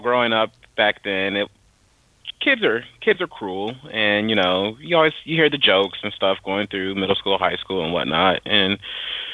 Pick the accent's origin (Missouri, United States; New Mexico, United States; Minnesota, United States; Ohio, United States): Ohio, United States; Dayton; moved away as an adult; now in North Carolina, United States; I was born and raised in Dayton, Ohio